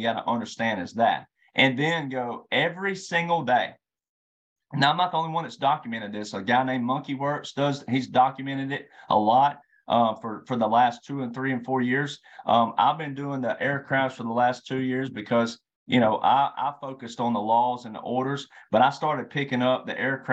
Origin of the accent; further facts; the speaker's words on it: Deep South / Bible Belt, United States; I'm a deep South Southern boy. I was born in the Bible Belt